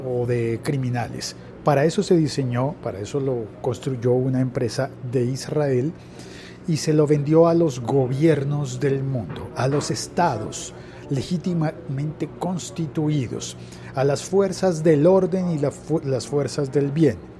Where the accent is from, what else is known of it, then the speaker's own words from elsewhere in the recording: Colombia; En Colombia, en mi país